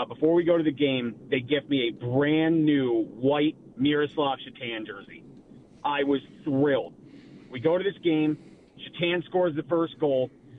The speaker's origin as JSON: {"language": "English", "region": "New York", "country": "United States", "tie": "born or raised there", "said": "All I wanted to do was go to a Sabres game, and I grew up outside of New York City."}